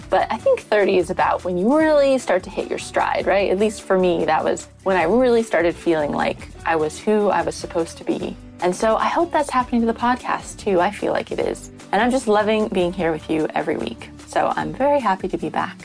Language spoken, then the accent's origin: English; United States; now in London, United Kingdom; Holly and I are both in London and we're both American